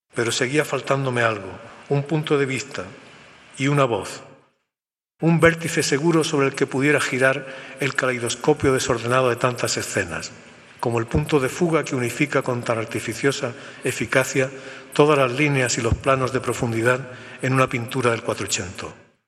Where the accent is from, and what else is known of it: Spain